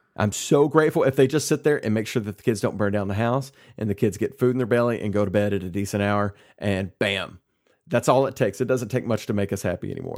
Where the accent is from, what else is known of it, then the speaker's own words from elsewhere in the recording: Kentucky, United States; moved away as an adult; I'm back in my hometown. My parents are here. Sarah's parents are here. We've got that built-in network, and that's one reason that we moved back here to Kentucky